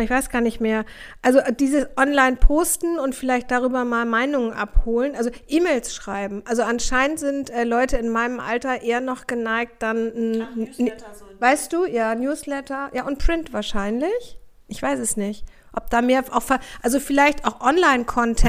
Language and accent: German; Hamburg, Germany; ich komme aus Hamburg, ich komme aus Hamburg Aldonor, also ganz nah am Kiez